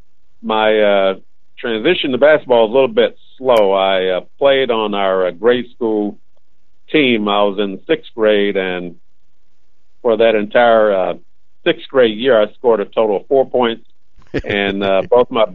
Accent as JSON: {"language": "English", "town": "Indianapolis", "region": "Indiana", "country": "United States", "tie": "born or raised there", "said": "I was born in Indianapolis on the west side in the area where the IUPUI campus is now located. Our neighborhood was south of New York Street, and Military Park was our playground"}